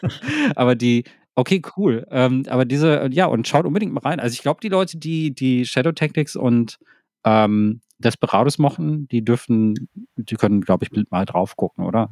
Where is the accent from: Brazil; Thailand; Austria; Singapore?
Thailand; also ich komme aus Thailand